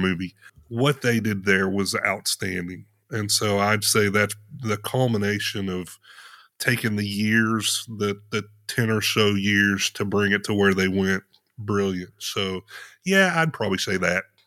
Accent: Potosi, Missouri, United States; also born or lived in Indiana / Chicago area; I grew up there, lived there all of my

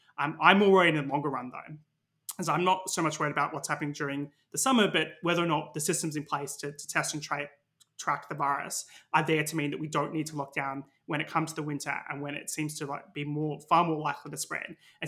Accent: Victoria, Australia; now in United Kingdom; by comparison to my home state in Victoria and Australia, they've had about 100 cases total in the last week

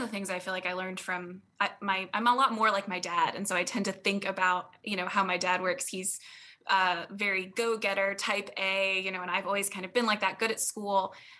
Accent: Colorado, United States; also born or lived in Virginia / North Dakota; now in Dallas, United States; I was born in North Dakota, but didn't live there long and have lived a bunch of places since then. So most of my formative years were in Colorado and Virginia

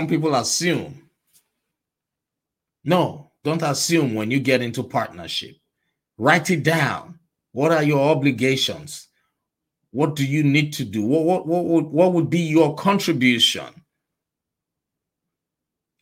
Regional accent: Nigeria; moved away as an adult; I was born and raised in Nigeria. I spent most of my adult life in Nigeria

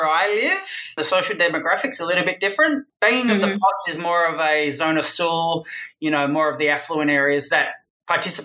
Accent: Australia; moved away; I'm Australian and I had a career in Australia

